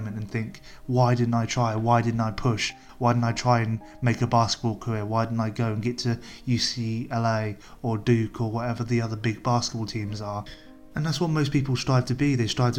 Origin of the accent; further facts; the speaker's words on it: England, United Kingdom; as an English white male living in England